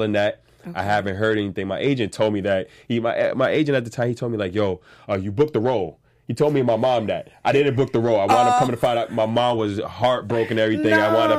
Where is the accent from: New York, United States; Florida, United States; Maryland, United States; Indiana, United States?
New York, United States; Staten Island; I'm from Staten Island.